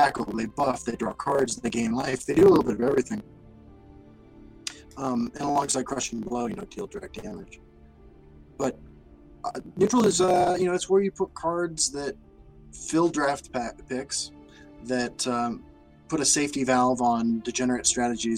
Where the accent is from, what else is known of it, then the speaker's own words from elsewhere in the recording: Kansas, United States; growing up in Kansas